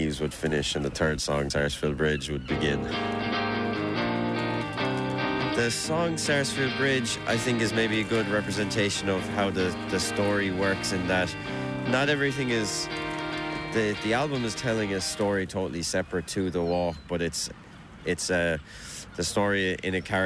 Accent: Limerick, Munster, Ireland; growing up in Limerick

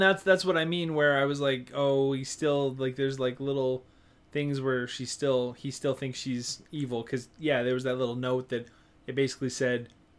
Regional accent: Canada; we're Canadian.

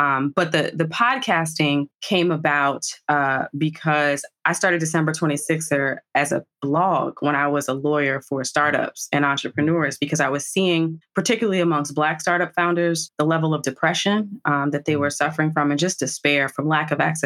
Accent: New Jersey, United States; also born or lived in Washington, D.C.; I'm a Jersey girl, born and bred through and through.

